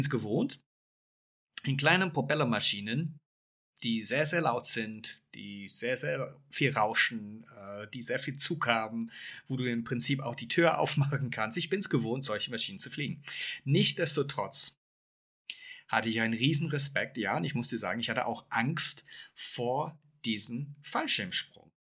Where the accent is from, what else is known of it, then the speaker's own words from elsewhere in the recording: England, United Kingdom; moved away; ich bin gebürtiger Engländer